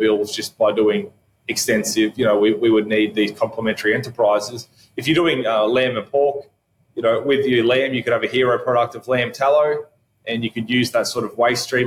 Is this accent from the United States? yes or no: no; Albury, New South Wales, Australia; my hometown, Albury here